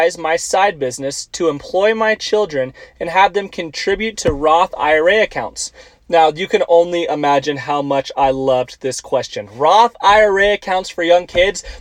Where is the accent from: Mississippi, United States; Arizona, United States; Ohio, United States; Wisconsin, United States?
Arizona, United States; Tucson; moved away as an adult; now in Auburn, United States; I grew up in Tucson, Arizona